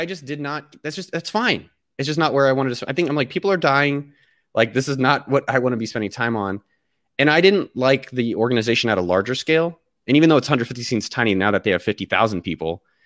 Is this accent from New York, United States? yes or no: no; Cupertino, California, United States; moved away; I was born in the Bay Area. So, I was born, like, literally, like, a few blocks from Apple's campus. So, my whole my first thirty years of my life was all in, immersed in that world.